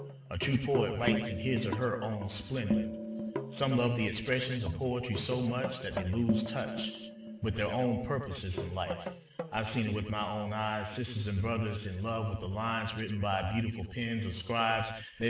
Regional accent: Georgia, United States; Alice Walker, from my home state in Georgia, from the small town of Eatonton

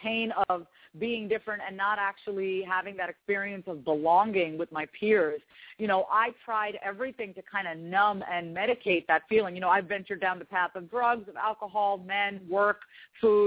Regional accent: Long Island, New York, United States; now in Kansas City, United States; I was raised on Long Island, New York.

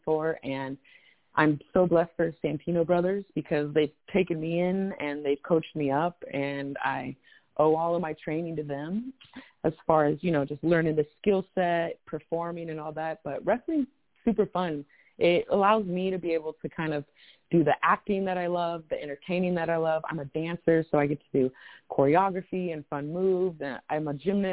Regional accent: the Bay Area, California, United States; I'm from the Bay

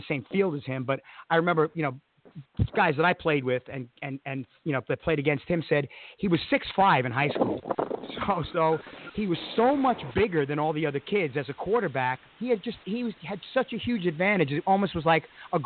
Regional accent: Massapequa, New York, United States; I grew up in Massapequa, blue collar neighborhood

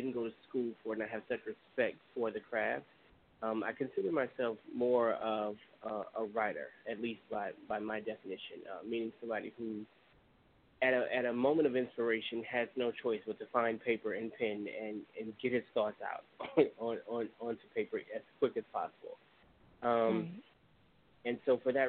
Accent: Baton Rouge, Louisiana, United States; moved away as an adult; now in Atlanta, United States; originally from the capital city, Baton Rouge, Louisiana. It's my hometown for most of my life.

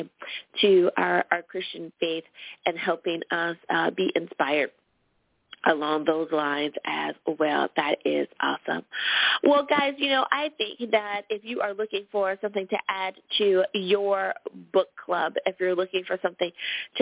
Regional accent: United States; my home country. Woohoo! Thanks, U.S. of A.

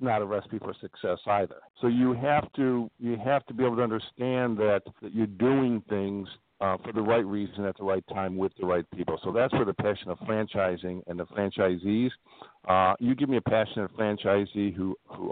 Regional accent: Midwest, United States; also born or lived in Northwest Indiana; I'm from the Midwest

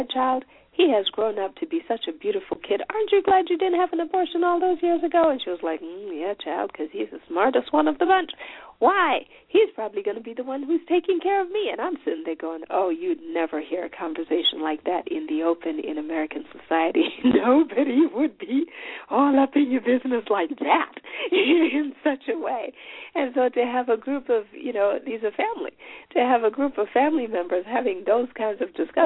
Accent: Chipinge, Manicaland, Zimbabwe; moved away; Chipinge, which is the City, the little town where I was born on the Eastern Islands.

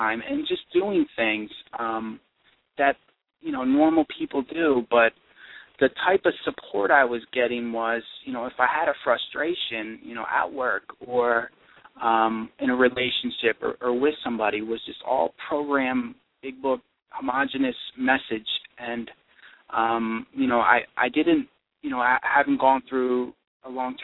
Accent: East Coast, United States; now in Michigan, United States; I'm actually from the East Coast

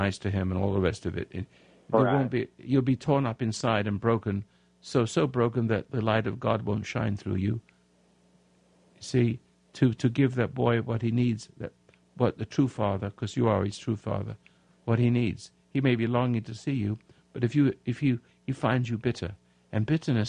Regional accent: England, United Kingdom; now in United States; I'm from England, and I've been away for 56 years.

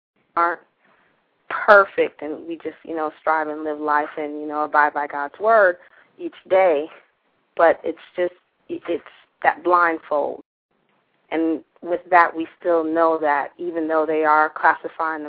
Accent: South Florida, United States; I grew up in South Florida

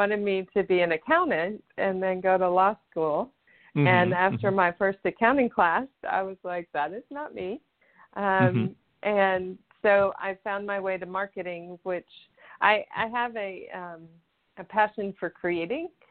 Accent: Houston, Texas, United States; moved away as an adult; also born or lived in California / Colorado; now in Tennessee, United States; So I grew up in Houston, Texas, in the United States.

